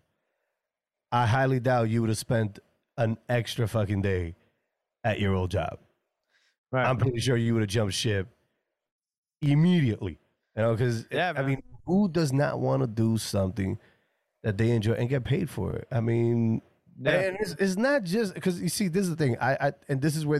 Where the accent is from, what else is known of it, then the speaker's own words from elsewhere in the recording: New York City, New York, United States; I'm from New York, right? I'm from New York City